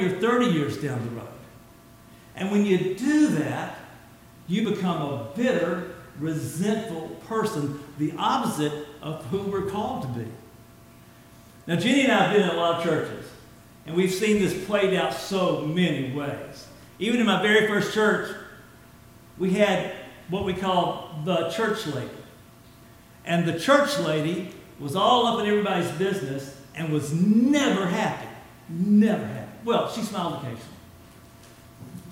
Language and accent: English; Mobile, Alabama, United States; I'm from Mobile